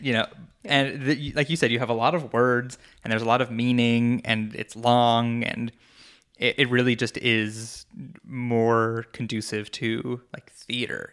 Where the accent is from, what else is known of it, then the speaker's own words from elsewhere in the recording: New York, United States; moved away as an adult; I moved away from New York in twenty sixteen